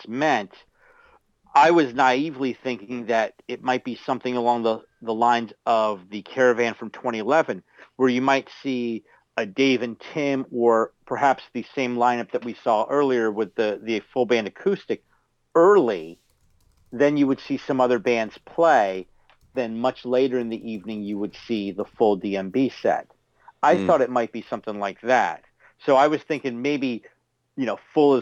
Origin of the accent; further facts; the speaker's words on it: Florida, United States; my home state of Florida